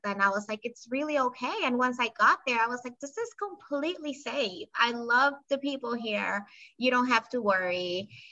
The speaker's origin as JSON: {"language": "English", "country": "Panama", "tie": "born or raised there", "moved": "as an adult", "lives_now": "United States", "said": "I was born and raised in Panama, and I moved here a few years ago as an adult to the US"}